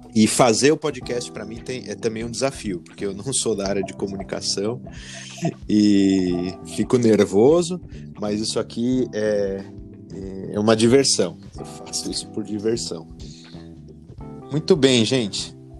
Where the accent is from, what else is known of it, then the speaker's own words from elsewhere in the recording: Jundiaí, São Paulo, Brazil; moved away as an adult; now in Denmark; sou natural de Jundiaí